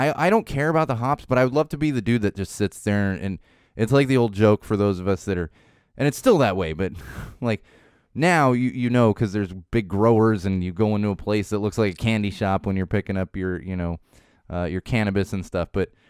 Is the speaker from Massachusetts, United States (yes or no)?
no; San Diego, California, United States; hometown favorites of mine growing up in San Diego.